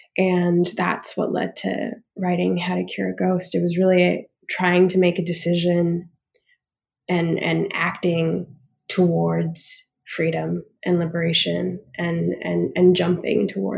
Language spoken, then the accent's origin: English; Australia; also born or lived in Canada; now in United States; growing up in Australia, growing up in Canada, but really, like, cementing who I am in an Australian context